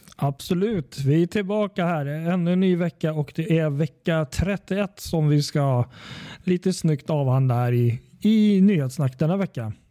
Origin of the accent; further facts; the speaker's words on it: Sweden; Vi är svenskar